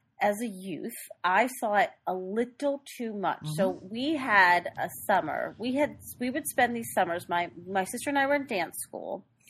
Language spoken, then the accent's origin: English; New York City, New York, United States; I grew up in Queens.